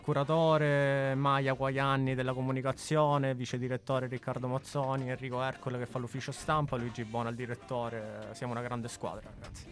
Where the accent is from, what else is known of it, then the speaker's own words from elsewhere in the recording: Messina, Sicily, Italy; moved away as an adult; now in Milan, Italy; Sono di Messina, mi sono trasferito a 18 anni a Milano proprio per studiare